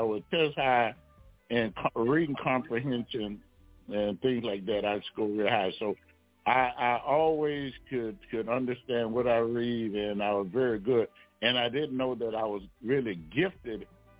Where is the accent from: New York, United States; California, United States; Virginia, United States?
New York, United States; Brooklyn; now in Baton Rouge, United States; I came home with my brother, and I came from New York, Brooklyn, matter of fact. We came to Baton Rouge